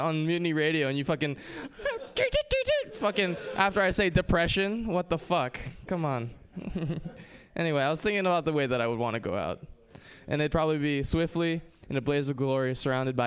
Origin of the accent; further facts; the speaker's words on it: Hawaii, United States; I grew up in paradise